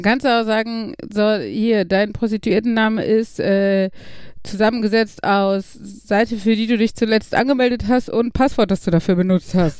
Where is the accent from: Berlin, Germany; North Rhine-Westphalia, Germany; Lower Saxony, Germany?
North Rhine-Westphalia, Germany; Gladbeck; bei uns in Gladbeck